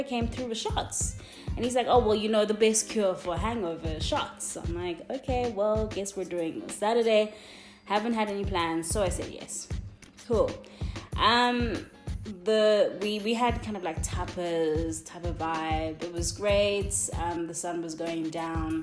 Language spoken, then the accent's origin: English; Cape Town, Western Cape, South Africa; I'm from Cape Town